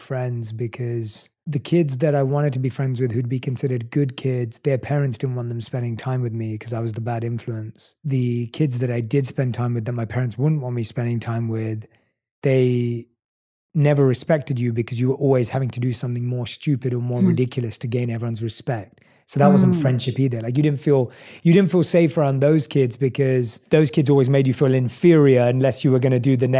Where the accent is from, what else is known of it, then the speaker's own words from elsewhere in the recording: London, United Kingdom; accent: British, New York, LA mix; now in United States; I was born and raised in London. So, and obviously I've lived in the States for the last 6 years.